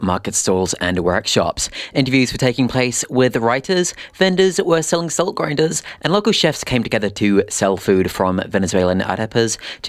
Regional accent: Waitakere, Auckland, New Zealand; I'm a horrific city dweller. I grew up in Waitakere

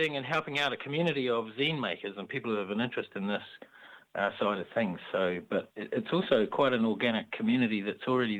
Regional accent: Hamilton, Waikato, New Zealand; Hamilton is my hometown

